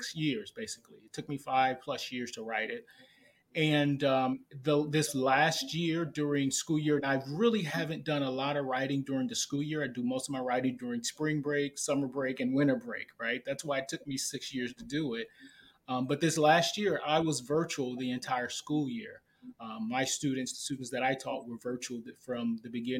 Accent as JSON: {"language": "English", "town": "St. Louis", "region": "Missouri", "country": "United States", "tie": "born or raised there", "said": "I'm from St. Louis, Missouri"}